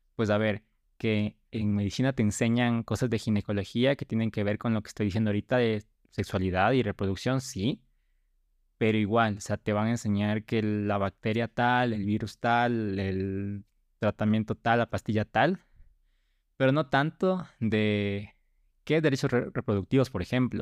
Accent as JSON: {"language": "Spanish", "country": "Ecuador", "said": "Estudié aquí en Ecuador, soy ecuatoriano"}